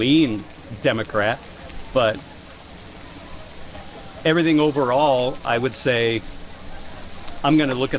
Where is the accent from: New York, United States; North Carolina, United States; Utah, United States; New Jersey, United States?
Utah, United States; We're from Utah, and so it's going to go Republican no matter what.